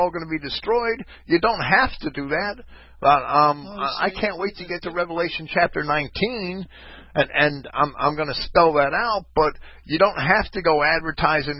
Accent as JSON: {"language": "English", "town": "Jersey City", "region": "New Jersey", "country": "United States", "tie": "born or raised there", "moved": "as an adult", "said": "I came from Jersey, from Jersey City, right? And always being where I was a white, whites were the minority my whole life"}